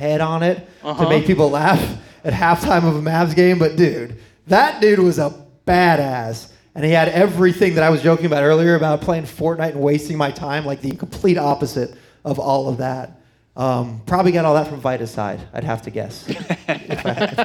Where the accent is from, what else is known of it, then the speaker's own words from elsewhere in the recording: Miami, Florida, United States; moved away; also born or lived in Sarasota, Florida; we grew up in Miami in the 80s